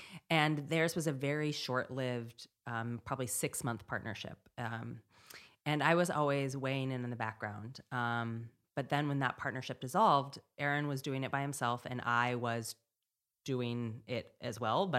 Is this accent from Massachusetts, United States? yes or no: no; Montana, United States; moved away; we grew up in Montana with no internet